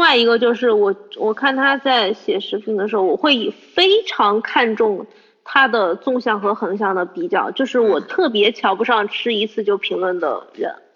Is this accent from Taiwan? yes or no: no; Changsha, Hunan, China; 我长沙人